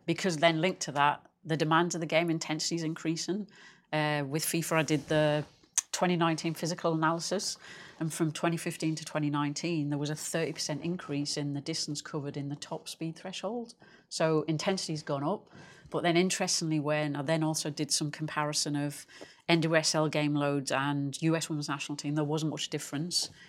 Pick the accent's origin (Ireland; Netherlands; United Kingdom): United Kingdom; England; I'm English